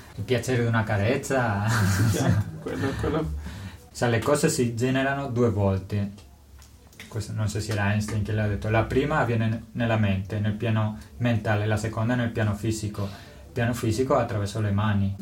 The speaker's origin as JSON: {"language": "Italian", "town": "Toledo", "region": "Castilla-La Mancha", "country": "Spain", "tie": "born or raised there", "second_language": "Italian", "moved": "as an adult", "lives_now": "Italy", "said": "Io sono spagnolo, vengo di Toledo, una città vicina a Madrid, nel centro di Spagna."}